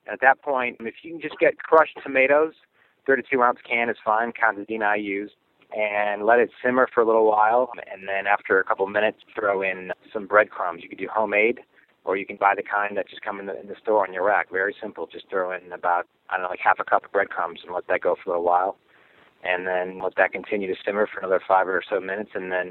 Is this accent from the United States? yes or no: yes; Cleveland, Ohio, United States; moved away as an adult; now in Los Angeles, United States; I'm originally from Cleveland, Ohio, residing in Los Angeles for the last couple of years